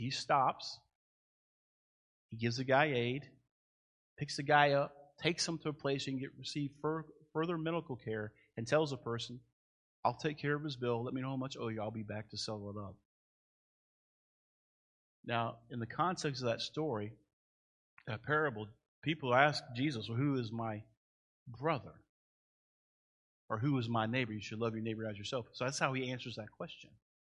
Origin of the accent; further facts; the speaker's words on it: United States; I'm proud to be an American